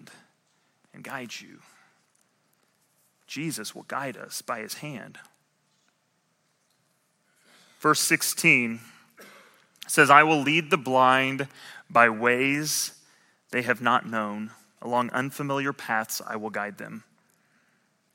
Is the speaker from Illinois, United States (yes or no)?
yes; Southern Illinois, United States; I grew up in Southern Illinois, and it wasn't the best education